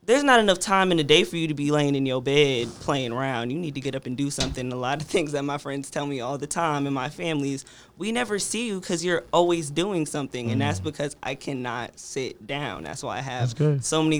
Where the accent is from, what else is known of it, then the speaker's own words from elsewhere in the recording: New Jersey, United States; now in Richmond, United States; I'm from Jersey, so when I first came down here to Richmond